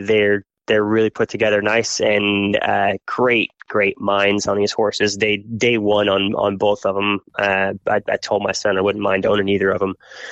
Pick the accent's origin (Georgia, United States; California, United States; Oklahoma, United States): Oklahoma, United States; born there; But as a preacher, you know, we moved a lot. And so I was born in Oklahoma